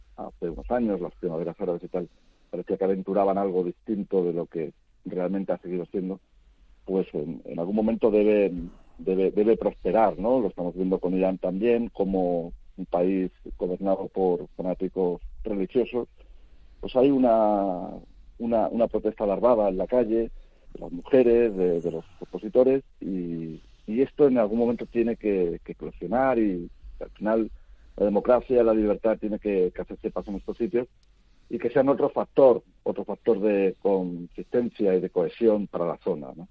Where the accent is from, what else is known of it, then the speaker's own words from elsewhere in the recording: Spain; como el nuestro, como España